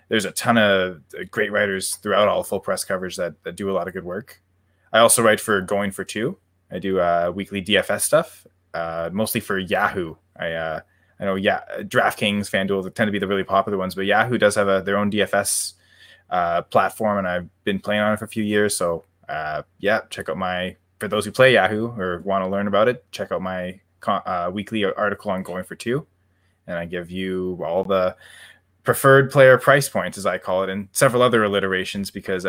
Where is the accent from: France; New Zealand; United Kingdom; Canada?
Canada; we're in Vancouver. There's orcas around, and Canuck is we're Canadian.